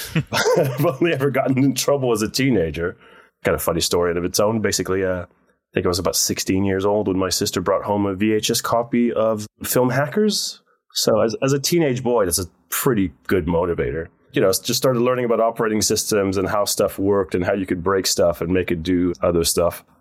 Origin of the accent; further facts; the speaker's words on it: Netherlands; moved away as an adult; also born or lived in United States; I grew up in Holland